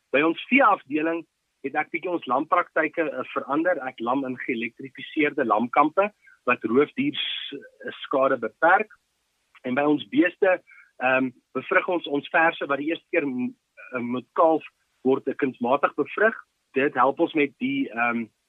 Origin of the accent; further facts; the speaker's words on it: Ermelo, Mpumalanga, South Africa; also born or lived in Potchefstroom; ek is gebore in Ermelo en ek het hier so groot geword.